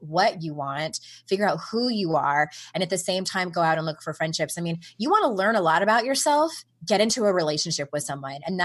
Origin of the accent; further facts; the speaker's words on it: San Diego, California, United States; moved away as an adult; I was born and raised in San Diego